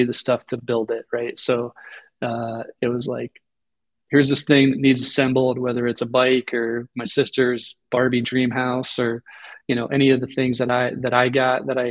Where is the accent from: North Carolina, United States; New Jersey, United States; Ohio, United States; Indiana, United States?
Ohio, United States; outside Cleveland; I grew up probably a little bit more than 30 minutes outside of Cleveland